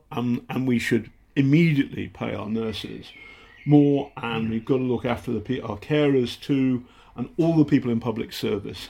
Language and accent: English; Hampshire, South East England, United Kingdom; accent: slight northern; also born or lived in Altrincham; we moved to Hampshire, and then I was brought up in Hampshire from 10 to 18